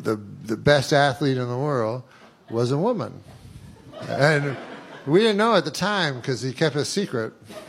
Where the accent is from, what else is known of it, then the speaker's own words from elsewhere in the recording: Canada; I remember, because I'm from Canada, so I remember he was in the 72 Olympics